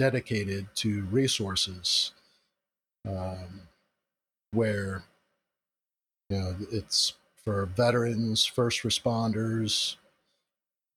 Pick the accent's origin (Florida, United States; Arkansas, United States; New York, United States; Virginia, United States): Florida, United States; Central; I was born and raised in Central Florida